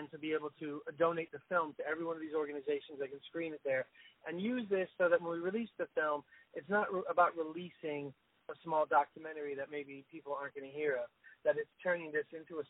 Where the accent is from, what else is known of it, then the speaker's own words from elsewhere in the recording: Florida, United States; moved away; I'm from the South. I grew up in Florida